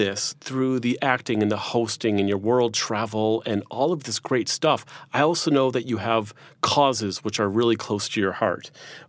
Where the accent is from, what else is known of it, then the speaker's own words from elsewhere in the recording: United States; I'm American.